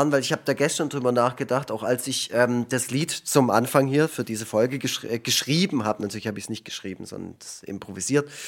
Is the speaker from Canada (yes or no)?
yes; Canada; moved away; einerseits war da da auch mal wieder einen Besuch in Kanada in meiner alten Heimat war da in dem Jahr